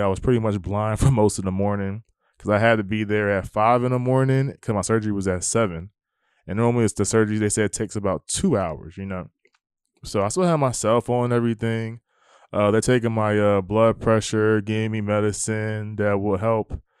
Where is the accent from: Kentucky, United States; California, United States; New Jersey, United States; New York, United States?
New Jersey, United States; now in Texas, United States; I'm from New Jersey